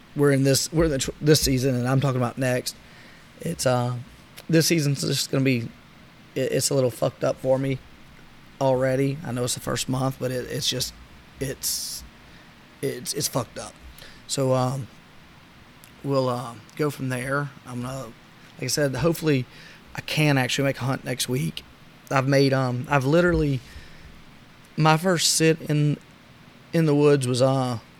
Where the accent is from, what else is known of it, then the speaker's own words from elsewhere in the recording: South Louisiana, United States; Growing up in South Louisiana